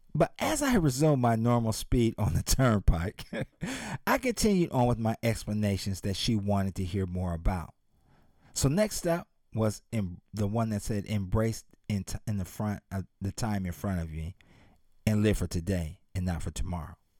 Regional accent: Columbus, Ohio, United States; moved away; my hometown of Columbus, Ohio

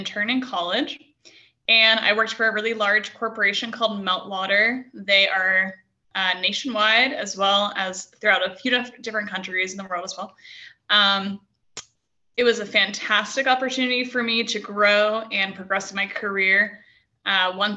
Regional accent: New England, United States; also born or lived in Santa Barbara; now in Prescott, United States; I'm from New England, so I love the seacoast

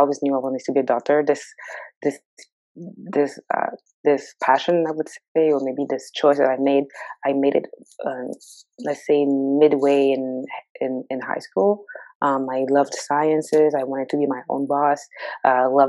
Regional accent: Montreal, Quebec, Canada; moved away as an adult; also born or lived in Edmonton, Alberta; now in Ontario, Canada; I grew up in Montreal. I was born and raised in Montreal.

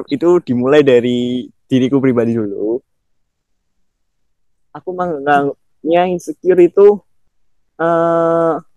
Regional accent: Banyumas, Central Java, Indonesia; Aku kan dari Banyumas aja nih. Banyumas itu benar bener hmm. banyak di tempat wisata alamnya. Itu pun dari aku kecil sampai sekarang belum semuanya aku jelajahin.

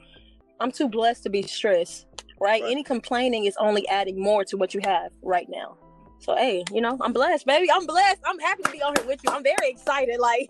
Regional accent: Dallas, Texas, United States; also born or lived in Grand Prairie, Texas; I'm from Dallas, Texas, right? Born and raised Baylor Hospital, to be exact

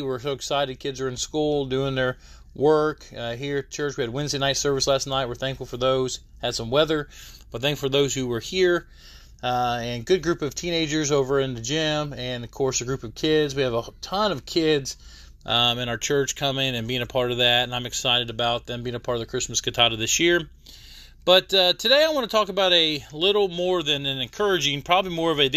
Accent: United States; I'm an American

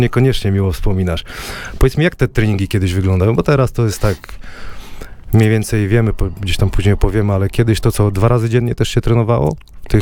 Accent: Wrocław, Lower Silesian Voivodeship, Poland; Ja jestem z Kuźnik, z osiedla. Wiesz, jakie są klimaty we Wrocławiu

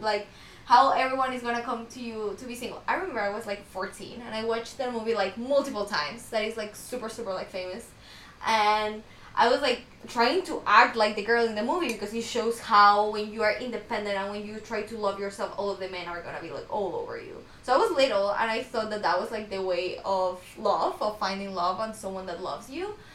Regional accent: Ecuador; now in United States; I'm from Ecuador

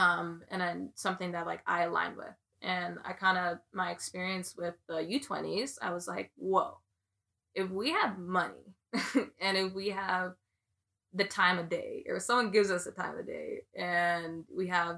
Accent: Jamaica; I guess I'm a good player, and I'm Jamaican, yeah.

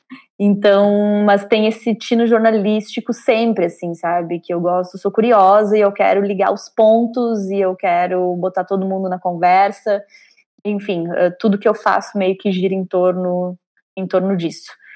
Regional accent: São Miguel do Oeste, Santa Catarina, Brazil; moved away as an adult; also born or lived in Porto Alegre; eu venho do interior de Santa Catarina, de uma cidade chamada São Miguel do Oeste. Eu fui com 18 anos é, para Porto Alegre

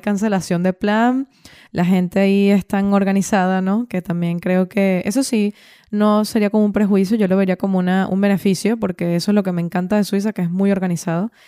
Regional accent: Venezuela; moved away as an adult; also born or lived in Valencia / Dublin / Switzerland; yo salí de Venezuela teniendo 27, 27 años o 28

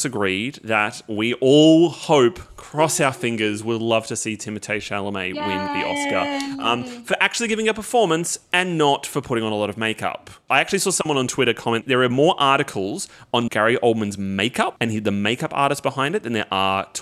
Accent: Australia; as an Australian

